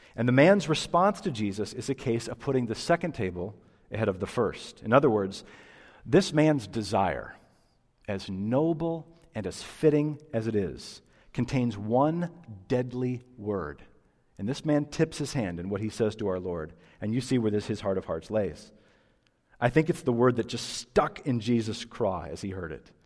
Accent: United States

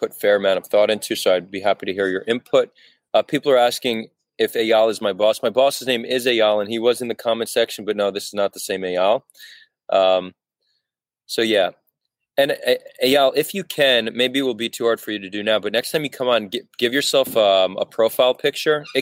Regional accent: United States; also born or lived in Israel; I grew up in America, but I'm Israeli.

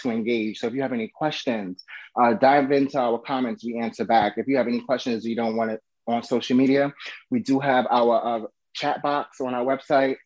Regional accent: New York, United States; now in Florida, United States; I'm originally from New York, so I know at that time living in New York

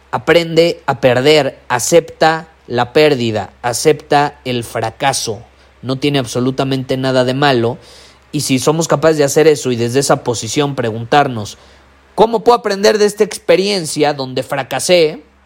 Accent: Mexico; Soy más mexicano que el nopal

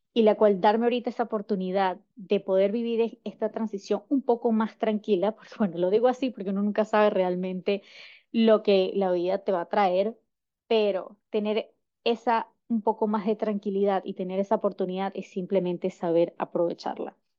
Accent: Caracas, Capital District, Venezuela; moved away as an adult; also born or lived in United States; yo soy de Caracas, Venezuela.

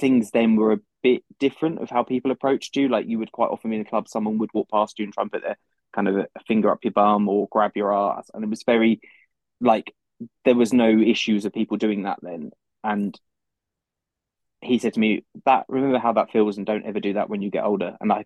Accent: London, United Kingdom; I'm from London in the UK.

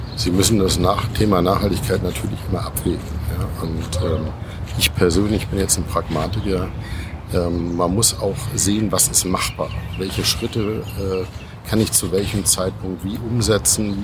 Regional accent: Schleswig-Holstein, Germany; Schleswig-Holstein oben, nämlich mal mein Heimatland

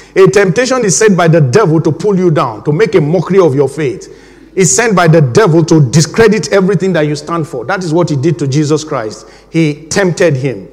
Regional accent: Nigeria; now in England, United Kingdom; my home country, Nigeria

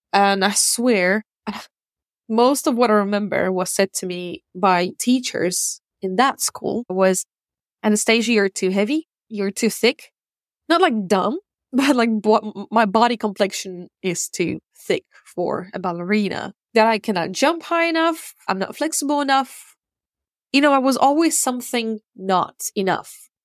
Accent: Russia; also born or lived in Ukraine / United States / Czech Republic; now in United Kingdom; I was born in Ukraine and I grew up in Russia. I lived in America, Czech Republic, and now I live in the U K.

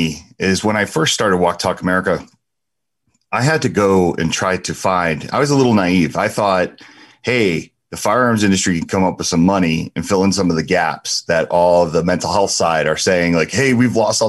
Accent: New Jersey, United States; we're from Jersey

